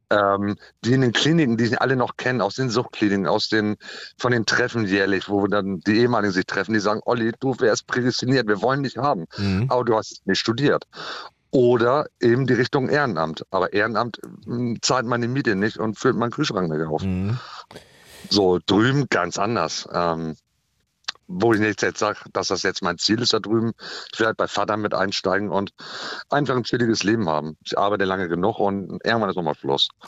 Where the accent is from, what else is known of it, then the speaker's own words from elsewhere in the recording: Green Bay, Wisconsin, United States; now in Germany; Und ich möchte gerne drüben, äh, wir kommen aus Green Bay, ich möchte da äh, auf der Veranda abends sitzen mit meinem alkoholfreien Bier